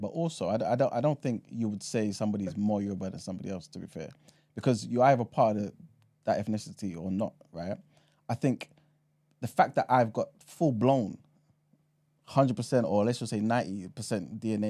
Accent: Ghana; I'm a Ghanaian national. You know what I'm saying?

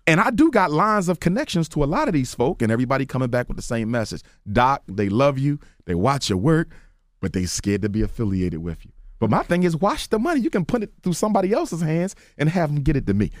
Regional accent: Philadelphia, Pennsylvania, United States; I'm from North Philly

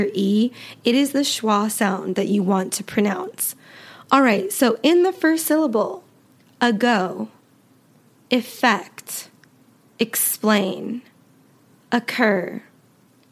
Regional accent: United States; accent: American; I am American, and so all of my pronunciation will be with an American accent

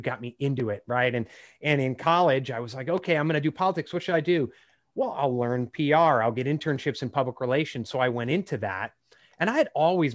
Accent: Chicago, Illinois, United States; I grew up in the Chicago area

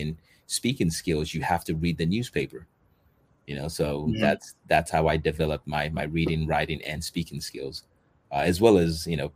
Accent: Santa Monica, California, United States; moved away as an adult; also born or lived in Nigeria / Los Angeles, California; now in Japan; when I moved in with my parents when I was 10 years old, I grew up in Southern California, the Santa Monica area

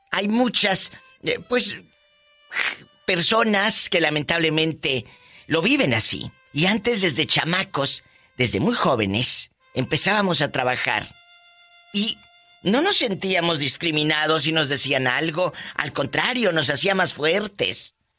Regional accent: Matamoros, Tamaulipas, Mexico; moved away; en mi tierra, en mi Tamaulipas, querido, en mi Matamoros del alma

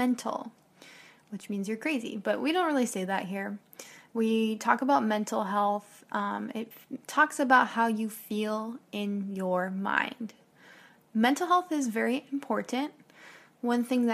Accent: United States; I'm an American teacher

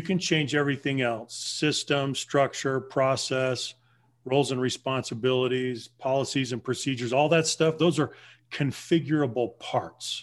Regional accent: Southern Colorado, United States; moved away; also born or lived in Los Angeles / Bay Area; I grew up in Southern Colorado among the Navajo Native

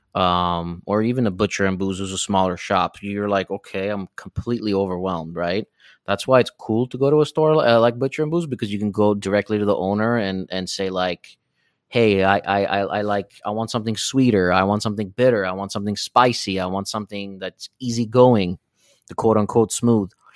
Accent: Sweden; moved away; I was born and raised in Sweden

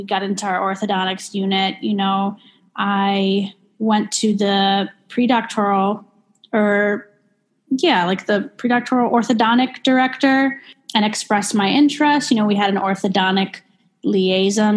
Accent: Chicago, Illinois, United States; also born or lived in Milwaukee; I'm from Chicago. I'm from the North Shore, northern suburbs

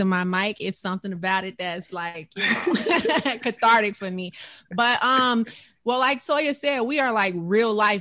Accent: Chicago, Illinois, United States; moved away; I'm originally from Chicago

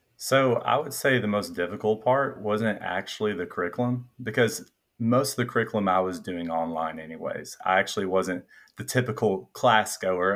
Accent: Middle Tennessee, United States; accent: Southern, a little bit of a twang; also born or lived in suburb of Nashville; I grew up in Middle Tennessee

